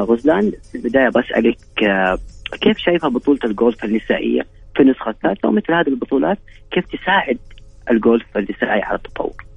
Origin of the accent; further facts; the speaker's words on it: Saudi Arabia; هنا عندنا في السعوديه